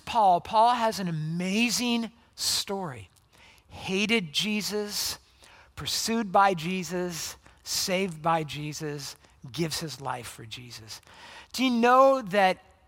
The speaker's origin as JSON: {"language": "English", "town": "La Habra", "region": "California", "country": "United States", "tie": "born or raised there", "said": "I grew up in Southern California. I grew up in a town called La Habra"}